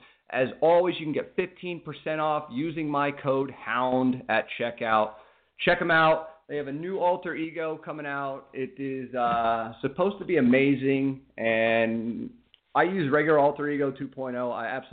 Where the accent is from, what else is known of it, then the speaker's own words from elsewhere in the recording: Reading, Pennsylvania, United States; You know, I'm actually from Reading, and I know you're up in the Bethlehem area, so we're not that far apart.